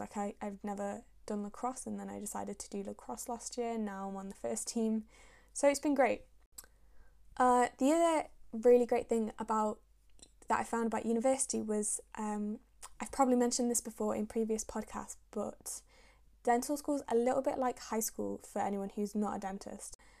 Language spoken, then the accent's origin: English; Manchester, North West England, United Kingdom; also born or lived in Syria; I was born in Syria, and I moved over to England when I was about a year and a half, and I've lived and grown up in Manchester since then.